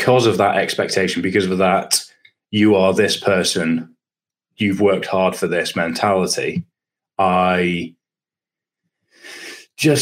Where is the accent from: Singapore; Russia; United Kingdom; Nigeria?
United Kingdom; Scotland; moved away as an adult; also born or lived in Durham; growing up in Scotland